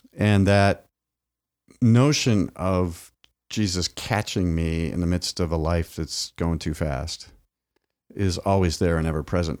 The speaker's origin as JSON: {"language": "English", "region": "Midwest", "country": "United States", "tie": "born or raised there", "said": "my grandparents even would sit on the, on the porch in the farm growing up in the Midwest"}